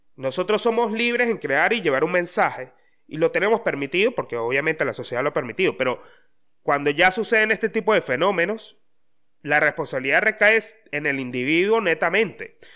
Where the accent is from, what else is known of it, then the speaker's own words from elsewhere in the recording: Mérida, Venezuela; moved away; de donde yo soy, de donde yo vengo